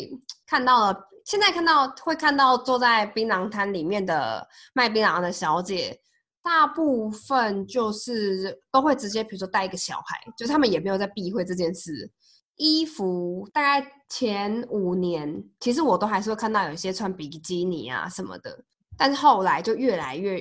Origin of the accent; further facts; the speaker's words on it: Pingtung County, Taiwan; 哎，对，一是我是屏东人，二是呃，我们我上班的地方在那个桃园南坎那边